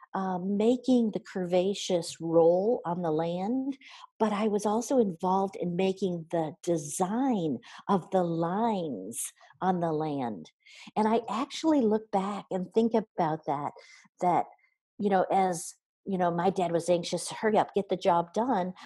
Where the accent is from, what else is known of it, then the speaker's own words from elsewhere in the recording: near Kalamazoo, Michigan, United States; I grew up in um, Cal- near Kalamazoo, Michigan so southern Michigan, uh, about halfway between Detroit, uh, Detroit and Chicago